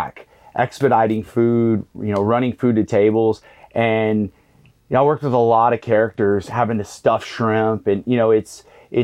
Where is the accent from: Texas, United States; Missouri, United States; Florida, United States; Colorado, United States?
Texas, United States; Galveston; being from Galveston, I was actually from the West End